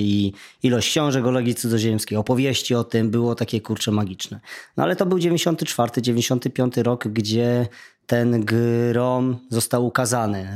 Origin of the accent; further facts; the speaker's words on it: Silesian Voivodeship, Poland; u mnie na Śląsku Dziennik Zachodni